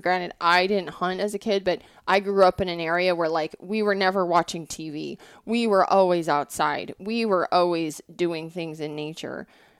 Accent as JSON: {"language": "English", "region": "Montana", "country": "United States", "tie": "born or raised there", "also_born_or_lived": "Colorado / Wyoming", "said": "I grew up in a non-hunting family, but I grew up in Montana. I was really fortunate where I grew up. I grew up in Colorado, Wyoming, and Montana."}